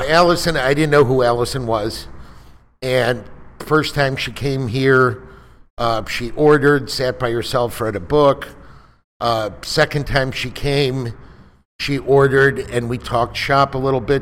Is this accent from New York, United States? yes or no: no; Chicago, Illinois, United States; moved away as an adult; now in Houston, United States; I'm from Chicago. I've been down here in Houston about two years